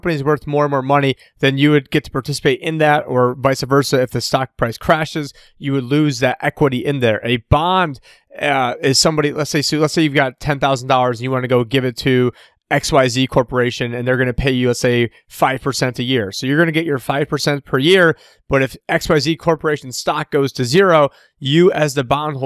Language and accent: English; upstate New York, United States; I know Luke and I are originally both from New York. I'm from upstate.